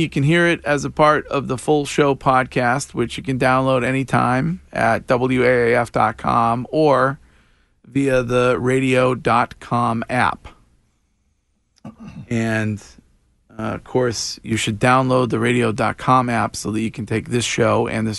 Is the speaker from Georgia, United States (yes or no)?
no; Stow, Massachusetts, United States; my hometown of Stowe, Massachusetts